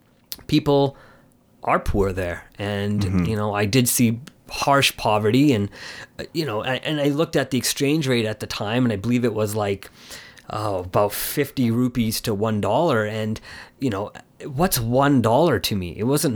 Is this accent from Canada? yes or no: yes; Canada; I've grown up in Canada at home, but it's very different when you go to the culture